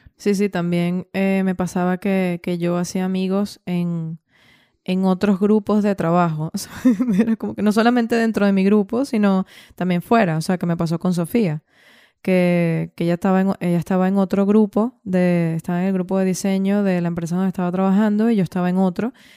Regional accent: Venezuela; moved away as an adult; also born or lived in Valencia / Dublin / Switzerland; yo salí de Venezuela teniendo 27, 27 años o 28

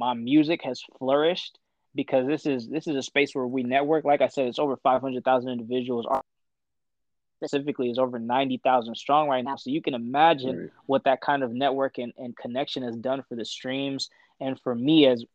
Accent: Ethiopia; moved away; I'm Ethiopian

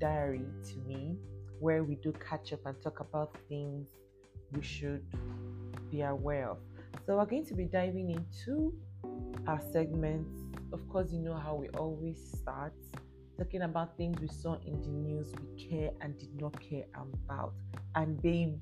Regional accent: Lagos, Nigeria; moved away; that's my base, that's my home, born and brought up in Lagos.

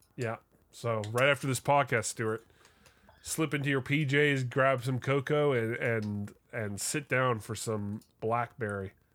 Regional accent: Vancouver, British Columbia, Canada; my, uh, my hometown football team

